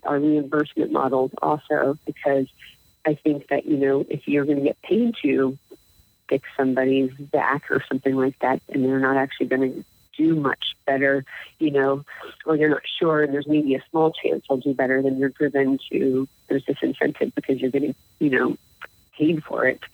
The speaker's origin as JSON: {"language": "English", "town": "Baltimore", "region": "Maryland", "country": "United States", "tie": "born or raised there", "moved": "yes", "lives_now": "Wisconsin, United States", "said": "I grew up in Baltimore"}